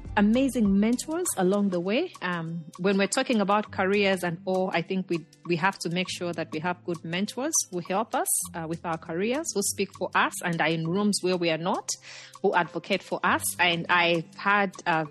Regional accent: Chipata, Eastern Province, Zambia; moved away as an adult; now in Virginia, United States; I grew up in Chipata, you know, in Zambia's eastern province

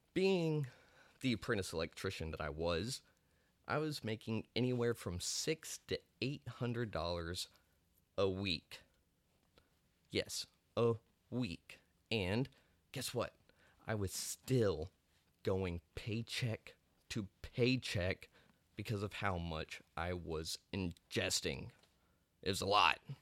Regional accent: Amarillo, Texas, United States; moved away as an adult; also born or lived in South Dallas; I'm actually from Amarillo, Texas, a little panhandle boy

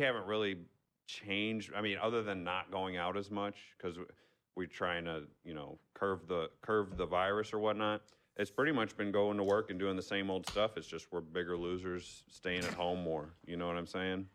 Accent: Arnold, Missouri, United States; I still live in my hometown of Arnold. Oh, Missouri

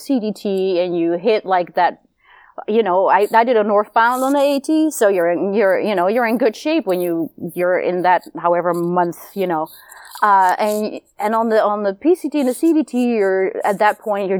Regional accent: Netherlands; moved away as an adult; now in United States; I am originally from Holland and moved over to the States in 99

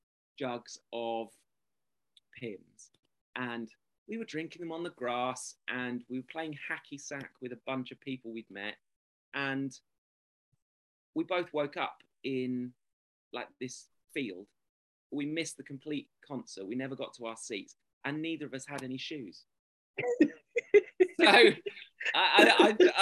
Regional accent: England, United Kingdom; I'm English

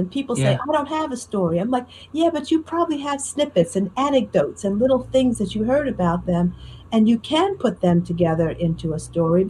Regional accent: Newark, New Jersey, United States; I grew up in Newark, New Jersey. My high school was in Newark, New Jersey. I was living there.

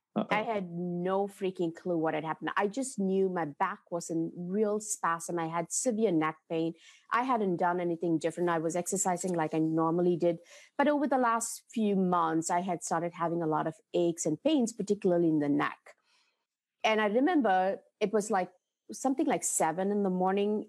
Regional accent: India; moved away; growing up in India

